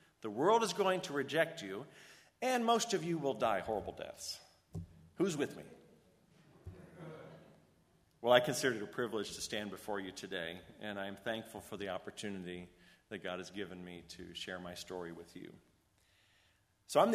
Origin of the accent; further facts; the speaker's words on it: Orange, Connecticut, United States; also born or lived in Rockford, Illinois; I was born in Rockford, Illinois, and we moved a lot due to the instability of my father's work. We settled in Orange, Connecticut in the start of my second grade year